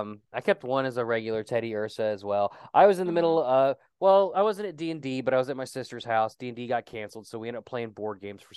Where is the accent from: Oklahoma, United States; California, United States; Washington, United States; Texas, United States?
Oklahoma, United States; I'm from Oklahoma.